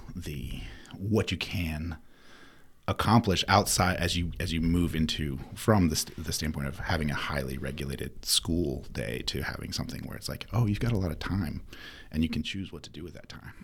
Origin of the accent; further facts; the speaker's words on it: Winston-Salem, North Carolina, United States; also born or lived in East Bend, North Carolina / New Mexico; I was born in Winston